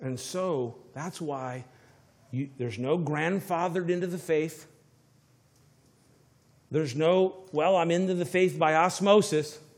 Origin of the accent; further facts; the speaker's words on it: Florida, United States; moved away; I'm from Florida.